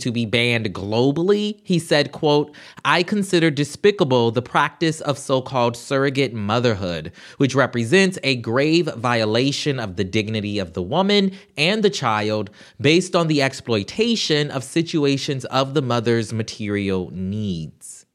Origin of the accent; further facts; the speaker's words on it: Charleston, South Carolina, United States; my hometown yesterday, Charleston, South Carolina